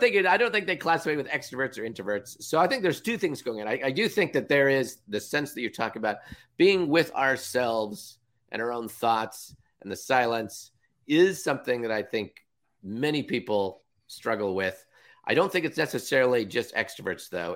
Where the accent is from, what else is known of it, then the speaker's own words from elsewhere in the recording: Villa Park, California, United States; now in Seattle, United States; I grew up in Southern California